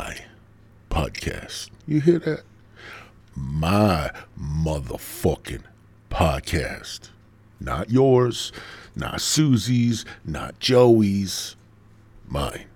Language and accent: English; Midwest, United States; I'm from the Midwest